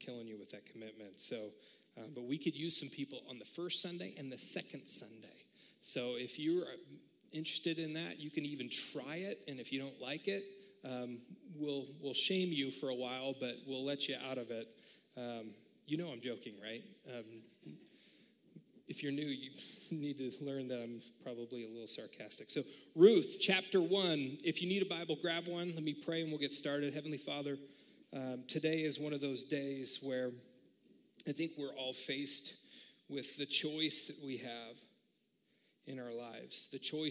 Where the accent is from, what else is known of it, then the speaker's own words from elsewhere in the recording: United States; being an American